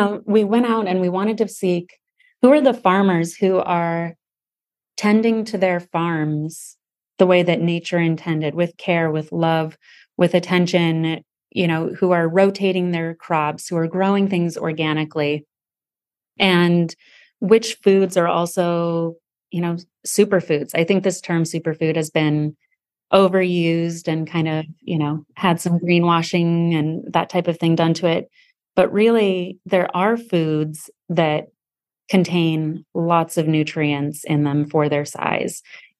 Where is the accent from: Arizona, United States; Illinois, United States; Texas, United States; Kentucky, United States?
Arizona, United States; Sedona; Yeah, I think growing up, any kid that grows up in a small town is like, oh, it's a small tow